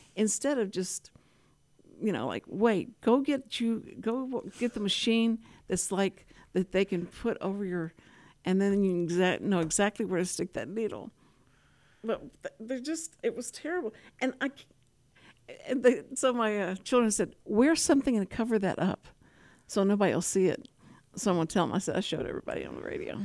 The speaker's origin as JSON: {"language": "English", "region": "Texas", "country": "United States", "said": "I was from Texas"}